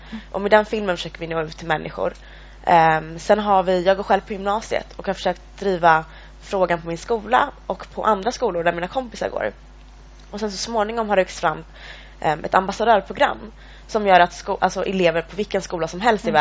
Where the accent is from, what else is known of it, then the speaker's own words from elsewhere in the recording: Eritrea; now in Sweden; jag kommer från Eritrea